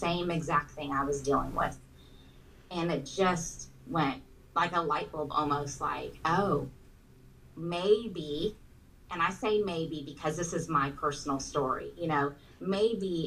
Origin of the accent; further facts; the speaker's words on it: Southern California, United States; moved away as an adult; now in Texas, United States; We're originally from Southern California